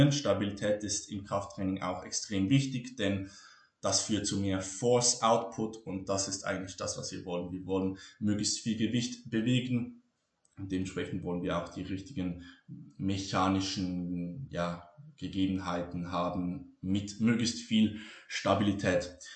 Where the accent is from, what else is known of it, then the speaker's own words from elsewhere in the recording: Switzerland; Ich bin Schweizer. Ich kann nicht Hochdeutsch sprechen.